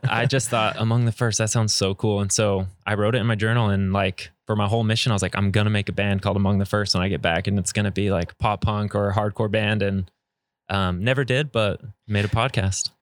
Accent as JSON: {"language": "English", "region": "Arizona", "country": "United States", "tie": "born or raised there", "said": "growing up in Arizona, I was around a lot of, of Spanish speakers"}